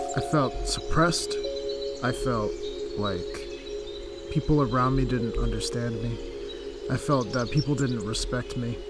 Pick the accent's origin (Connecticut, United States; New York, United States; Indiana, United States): Connecticut, United States; moved away as an adult; also born or lived in Charlotte, North Carolina; I am originally from Connecticut